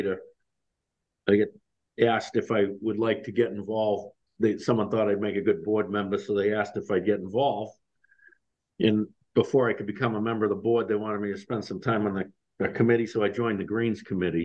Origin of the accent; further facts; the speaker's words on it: Scituate, Massachusetts, United States; I grew up in Scituate, Massachusetts